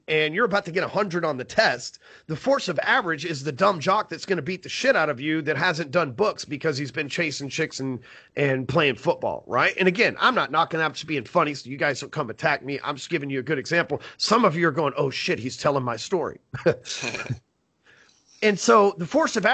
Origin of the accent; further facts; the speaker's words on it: Texas, United States; I'm from Texas here